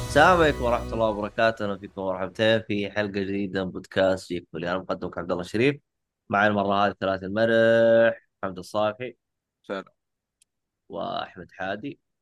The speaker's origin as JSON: {"language": "Arabic", "country": "Saudi Arabia", "said": "عندنا في السعودية"}